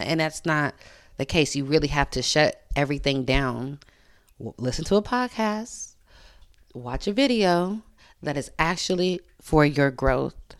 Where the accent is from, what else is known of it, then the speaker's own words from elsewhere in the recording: Sacramento, California, United States; I'm from Sacramento